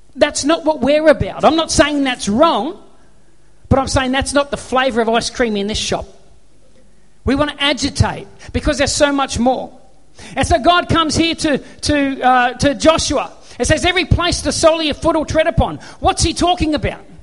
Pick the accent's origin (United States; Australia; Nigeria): Australia; I'm an Aussie bloke